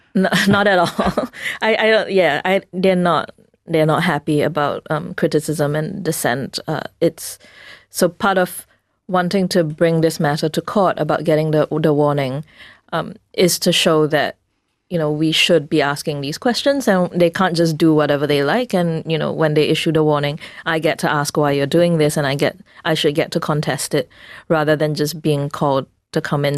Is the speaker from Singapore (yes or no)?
yes; Singapore; we as a Singaporean society